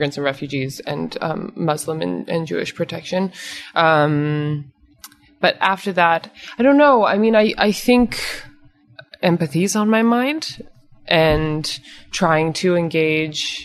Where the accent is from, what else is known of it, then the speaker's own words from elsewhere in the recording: Canada; also born or lived in New York; now in Los Angeles, United States; I'm Canadian